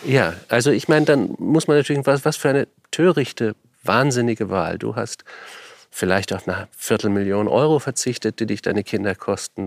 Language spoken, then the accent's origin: German; Germany; Meine Kindheit in Deutschland